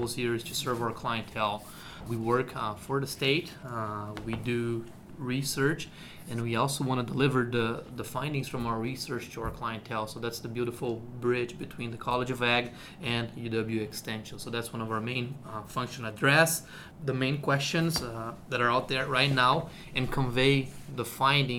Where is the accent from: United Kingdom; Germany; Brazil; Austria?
Brazil; moved away as an adult; also born or lived in Nebraska; now in Madison, United States; I am originally from Brazil, so I came from Brazil